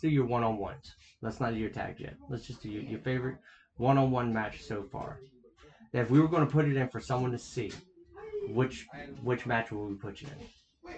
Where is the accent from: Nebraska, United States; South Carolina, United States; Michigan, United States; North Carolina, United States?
South Carolina, United States; we're from South Carolina